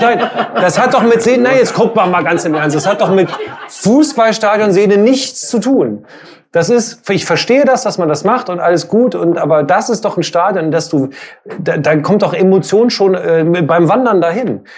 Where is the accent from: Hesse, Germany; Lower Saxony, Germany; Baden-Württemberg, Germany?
Lower Saxony, Germany; Hildesheim; ich komme aus Hildesheim